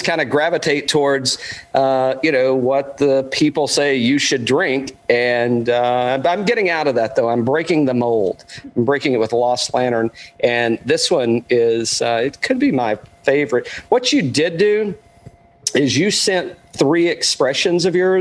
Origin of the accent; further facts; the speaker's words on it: East Tennessee, United States; I'm from East Tennessee